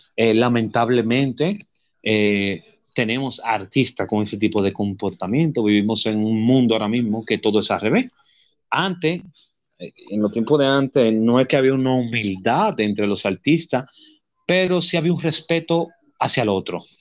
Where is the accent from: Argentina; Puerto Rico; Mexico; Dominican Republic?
Dominican Republic; yo soy dominicano